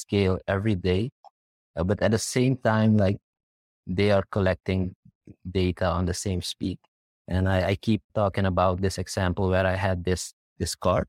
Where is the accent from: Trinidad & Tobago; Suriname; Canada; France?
Suriname; I'm from Suriname